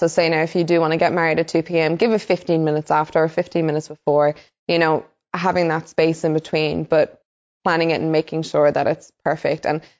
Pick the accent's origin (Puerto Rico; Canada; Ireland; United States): Ireland; moved away as an adult; now in Australia; I am originally from Ireland. I've been in Australia for 10 years.